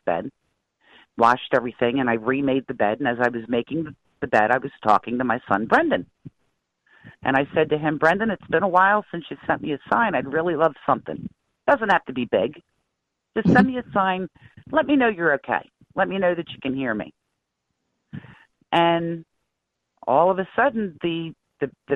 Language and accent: English; New Jersey, United States; I'm originally from, well, I'm from Jersey most of my life